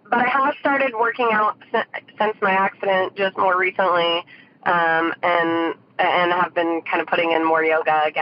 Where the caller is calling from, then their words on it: Santa Rosa, California, United States; from Santa Rosa, California.